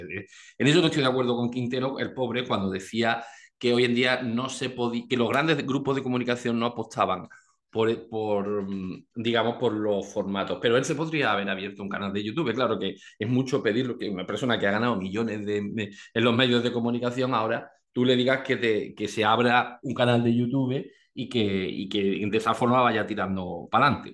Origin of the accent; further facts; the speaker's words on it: Andalusia, Spain; yo como andaluz, ese sentido del humor tan andaluz